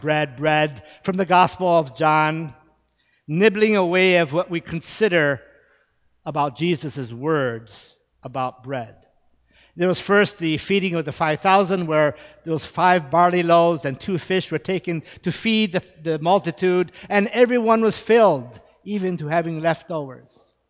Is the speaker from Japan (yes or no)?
yes; Japan; Now, growing up in Japan, we always ate rice. That's part of the staple of the Japanese diet. Now, of course, having an American mother, we knew that that staple was not always for us.